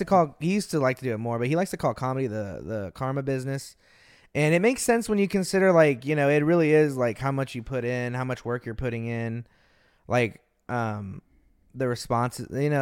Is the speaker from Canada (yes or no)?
no; Austin, Texas, United States; I was born in Austin. I was born just the city over. Yeah, I grew up in Austin.